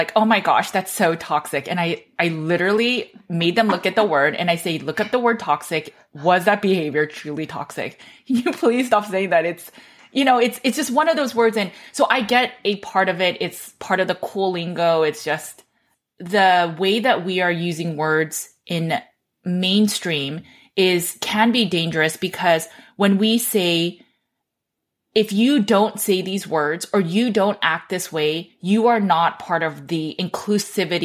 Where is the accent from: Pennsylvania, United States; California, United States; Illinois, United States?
California, United States; Los Angeles; I grew up in Los Angeles